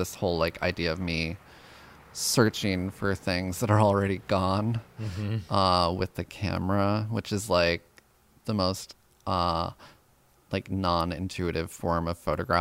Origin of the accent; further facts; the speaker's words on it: Yonkers, New York, United States; growing up in Yonkers